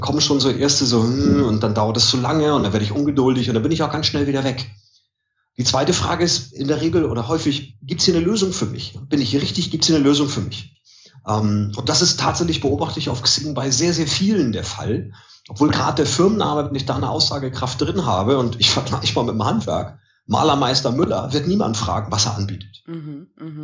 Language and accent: German; Mölln, Schleswig-Holstein, Germany; wo ich herkomme, Mölln